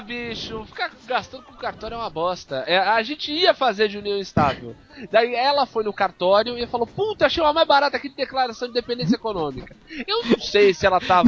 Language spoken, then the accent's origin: Portuguese; Brazil; also born or lived in Santos; a gente como brasileiro